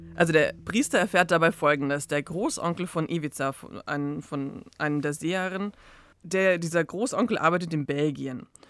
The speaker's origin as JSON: {"language": "German", "town": "Zagreb", "region": "City of Zagreb", "country": "Croatia", "said": "ich als Kroatin aus Zagreb"}